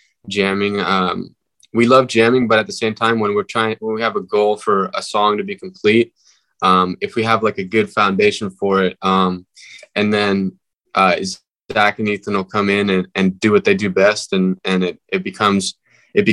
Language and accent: English; Northern California, United States; we're from Northern California